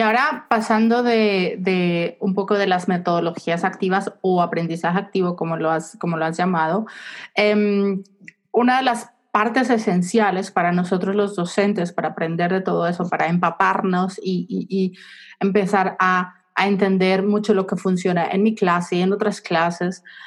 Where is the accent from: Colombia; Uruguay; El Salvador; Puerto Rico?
Colombia; Yo soy de Colombia